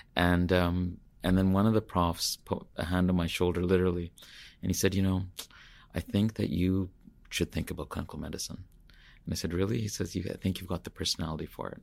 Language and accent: English; Kitimat, British Columbia, Canada; also born or lived in India / Terrace, British Columbia; I grew up in northern B C, so my earliest memories are of being in Kitimat. I was born in India